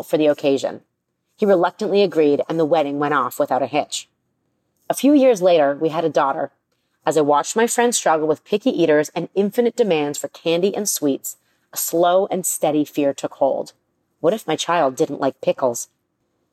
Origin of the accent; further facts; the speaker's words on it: Toronto, Ontario, Canada; Growing up in Toronto, I was spoiled by the freshly made meals she prepared every day.